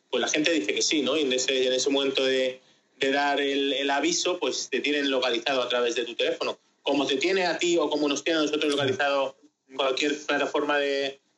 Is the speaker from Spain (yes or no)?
yes; Spain; De España.